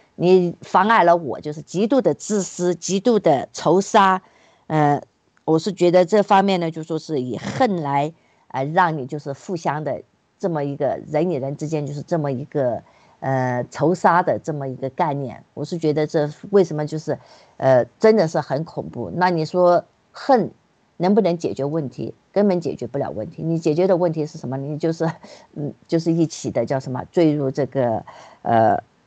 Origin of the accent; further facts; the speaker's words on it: China; moved away as an adult; now in United States; 我们从小在，呃，大陆呢所学的就是所谓的唯物主义